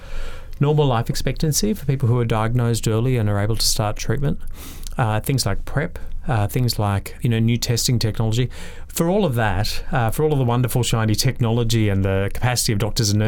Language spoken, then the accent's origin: English; Brisbane, Queensland, Australia; So I'm originally a Brisbane boy. I grew up in Queensland, in Brisbane